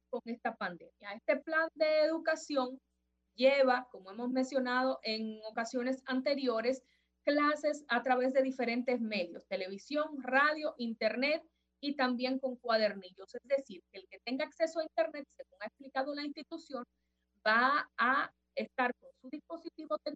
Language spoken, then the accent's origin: Spanish; Dominican Republic; como dominicanos nosotros nos manejemos y hagamos los pedimentos de las cosas que necesitamos